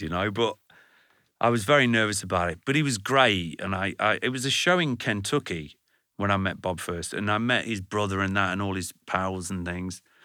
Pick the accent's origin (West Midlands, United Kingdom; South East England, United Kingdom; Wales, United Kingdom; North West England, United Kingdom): West Midlands, United Kingdom; Burton upon Trent; I come from Burn-on-Trent